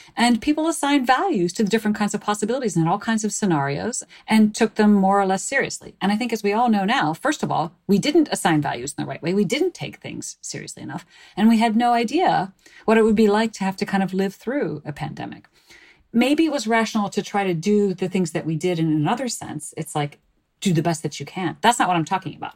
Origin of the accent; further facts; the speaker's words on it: suburbs of Chicago, Illinois, United States; I grew up in the suburbs of Chicago